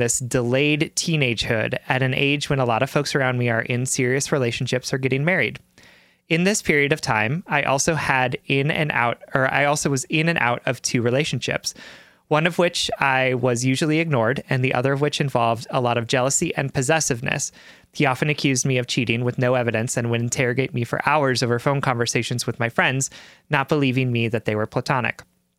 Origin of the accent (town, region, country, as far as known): Deep South, United States; born or raised there